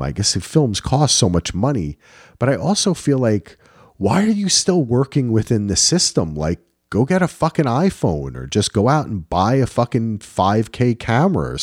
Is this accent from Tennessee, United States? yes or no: no; New Jersey, United States; I'm from New Jersey